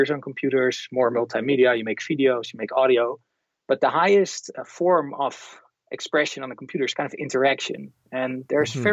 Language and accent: English; Netherlands; I'm from the Netherlands